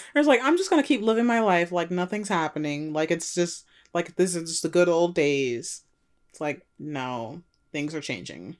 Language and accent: English; United States; we're both born here